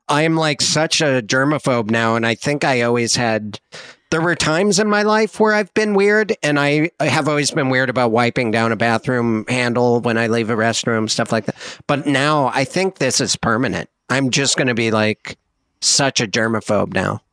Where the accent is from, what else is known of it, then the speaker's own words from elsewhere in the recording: Montana, United States; I'm from Montana